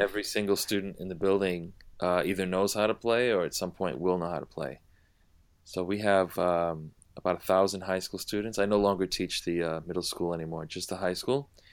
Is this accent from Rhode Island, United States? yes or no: yes; Providence, Rhode Island, United States; moved away as an adult; also born or lived in New York City; now in New York, United States; I grew up in Providence, Rhode Island